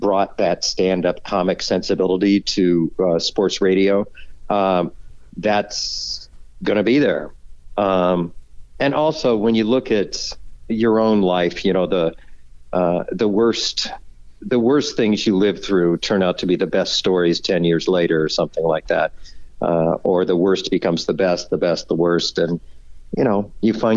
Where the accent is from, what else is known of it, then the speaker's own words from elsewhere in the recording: Fort Wayne, Indiana, United States; moved away; also born or lived in Huntington, Indiana; Indiana. I grew up in Fort Wayne. I was born in Huntington.